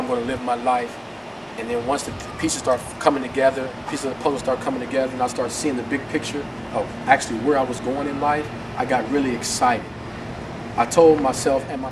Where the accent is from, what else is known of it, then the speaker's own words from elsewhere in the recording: Oakland, California, United States; now in San Antonio, United States; I'm born and raised in Oakland, California